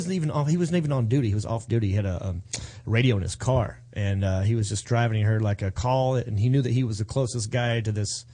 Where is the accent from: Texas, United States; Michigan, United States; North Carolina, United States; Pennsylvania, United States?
North Carolina, United States; Hickory; I grew up in Hickory, North Carolina.